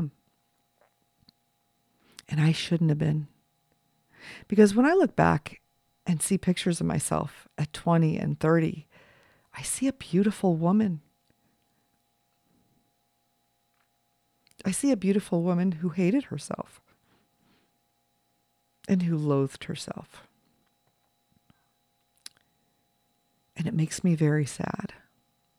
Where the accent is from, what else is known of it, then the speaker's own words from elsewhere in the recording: Los Angeles, California, United States; I was raised in Los Angeles.